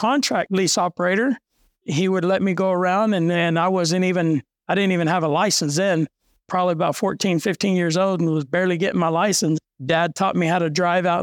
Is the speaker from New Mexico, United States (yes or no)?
yes; Tatum, New Mexico, United States; now in Hobbs, United States; I grew up in Tatum, New Mexico, which is 42 miles north of Hobbs, small little town.